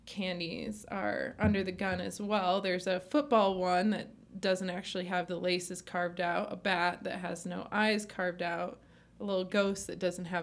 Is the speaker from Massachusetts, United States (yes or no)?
yes; South Hadley, Massachusetts, United States; I grew up in Little South Hadley, Massachusetts.